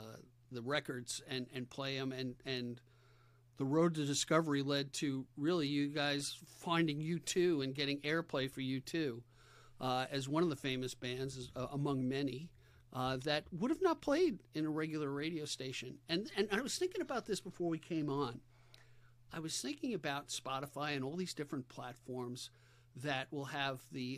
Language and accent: English; New York, United States; When people would ask you, where are you from? I'd say, I'm from New York.